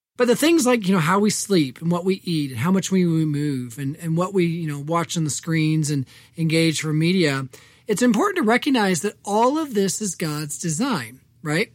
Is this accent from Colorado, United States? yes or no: no; Evansville, Indiana, United States; moved away; growing up on the West Side